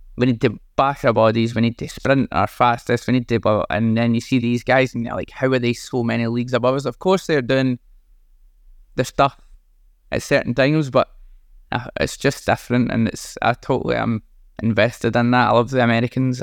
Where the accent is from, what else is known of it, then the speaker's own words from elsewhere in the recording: Scotland, United Kingdom; being Scottish.